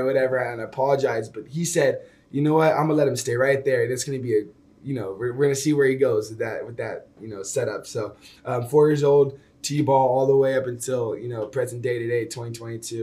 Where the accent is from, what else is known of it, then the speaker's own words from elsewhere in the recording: Sacramento, California, United States; moved away as an adult; Growing up in Sacramento, man, it's very very homey